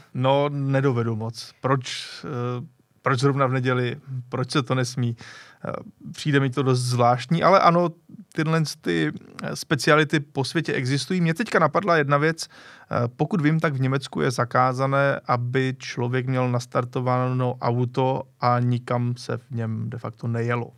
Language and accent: Czech; Czechia; my třeba jako Češi